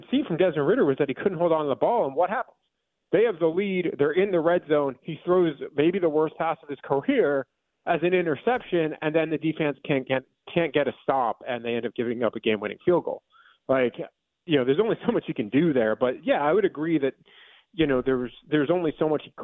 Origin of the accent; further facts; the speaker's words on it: New York, United States; I'm a New Yorker. Like, I grew up in New York